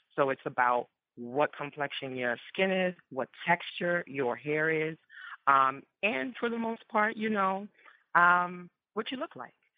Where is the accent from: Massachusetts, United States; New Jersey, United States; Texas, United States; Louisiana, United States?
Louisiana, United States; New Orleans; growing up first generation Ghanaian, born and raised in New Orleans